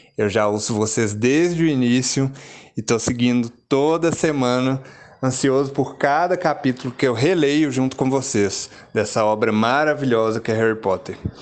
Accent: Belo Horizonte, Minas Gerais, Brazil; Eu sou de Belo Horizonte

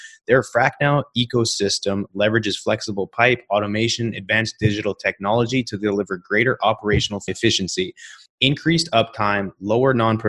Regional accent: Canada; for me being Canadian, I mean, growing up Canadian is obviously a lot different than growing up in New York

